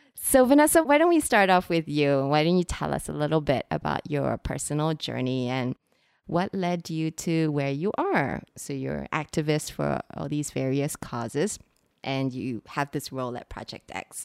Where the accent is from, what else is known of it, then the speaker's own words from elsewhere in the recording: Singapore; today we are recording from Singapore, which is I know some of you might already know this, which is where I'm from. And one of the things that I really struggled with when I was growing up here